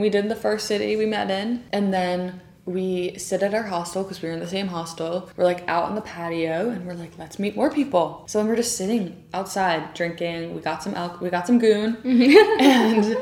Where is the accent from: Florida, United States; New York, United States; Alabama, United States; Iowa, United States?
New York, United States; we're American. I'm from New York